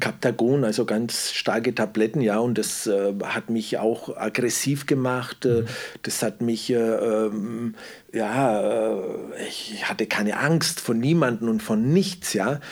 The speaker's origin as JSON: {"language": "German", "region": "Southern Italy", "country": "Italy", "also_born_or_lived": "Wendelstein", "moved": "yes", "lives_now": "Germany", "said": "ich komme ja aus Süditalien"}